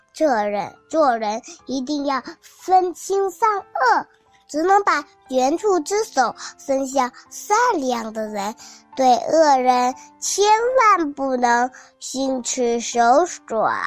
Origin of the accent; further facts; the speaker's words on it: Nanning, Guangxi, China; 我来自广西的